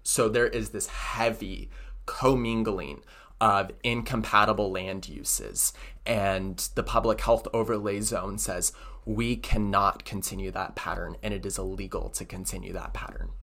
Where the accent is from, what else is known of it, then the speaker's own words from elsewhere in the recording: Hood River, Oregon, United States; moved away; I came from Hood River